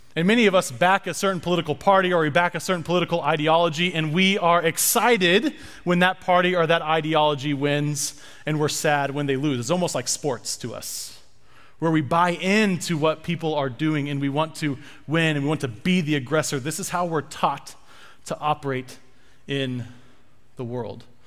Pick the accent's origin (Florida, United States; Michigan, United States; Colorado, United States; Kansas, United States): Kansas, United States; Lawrence; I'm from Lawrence, Kansas, which is where the University of Kansas is